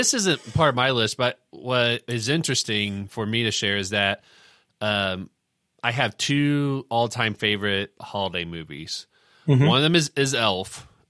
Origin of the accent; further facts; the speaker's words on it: Indiana, United States; we can relate to, you know, growing up in Indiana.